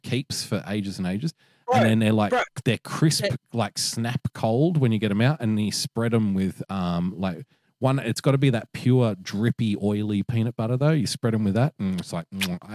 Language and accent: English; Australia; years and years of being an Australian